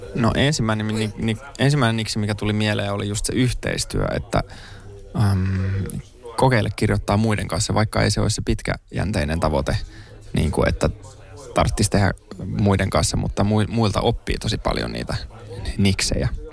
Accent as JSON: {"language": "Finnish", "town": "Helsinki", "region": "Uusimaa", "country": "Finland", "also_born_or_lived": "Kontula, Helsinki", "said": "Mä oon itse Pohjois-Helsingistä Mosasta"}